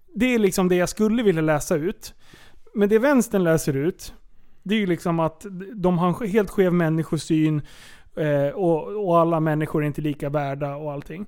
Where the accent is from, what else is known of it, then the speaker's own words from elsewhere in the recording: Sweden; jag är född svensk